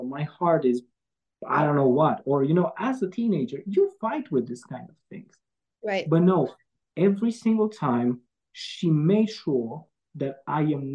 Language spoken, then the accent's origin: English; Romania